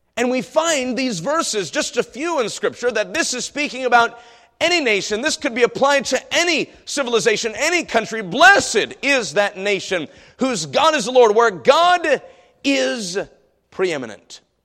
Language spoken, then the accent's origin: English; United States; as an American